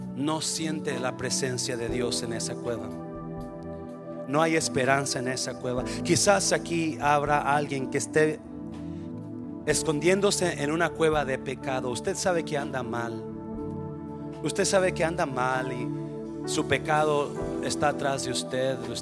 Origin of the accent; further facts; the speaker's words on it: Mexico; moved away; Soy mexicano y qué. Se me nota el nopal y qué.